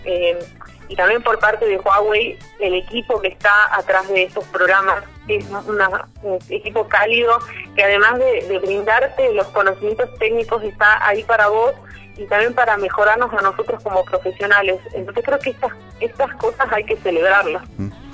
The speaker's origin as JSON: {"language": "Spanish", "town": "La Quiaca", "region": "Jujuy", "country": "Argentina", "tie": "born or raised there", "moved": "yes", "lives_now": "Tucumán, Argentina", "said": "cuando estábamos en La Quiaca, que es el lugar donde nací, de hecho yo soy de La Quiaca"}